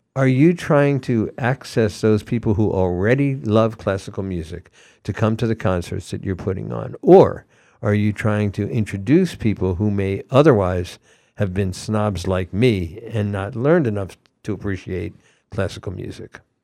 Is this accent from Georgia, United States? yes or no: yes; Atlanta, Georgia, United States; also born or lived in Philadelphia; now in Ashfield, United States; I'm from Atlanta, Georgia